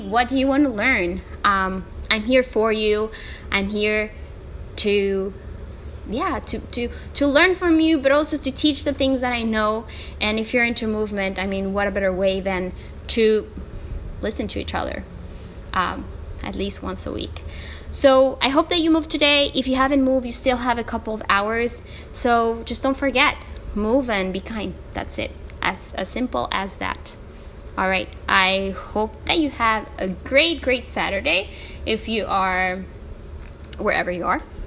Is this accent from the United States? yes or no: no; El Salvador; first language Spanish; English is a second language; my country, El Salvador